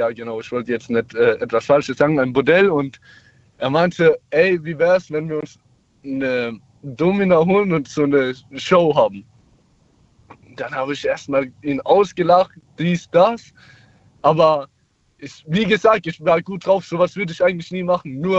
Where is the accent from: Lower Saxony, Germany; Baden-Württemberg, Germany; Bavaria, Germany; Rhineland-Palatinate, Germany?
Baden-Württemberg, Germany; Mannheim; ich komme aus Mannheim. Ich bin jetzt 19 und mache in ein paar Monaten mein Abi zu Ende.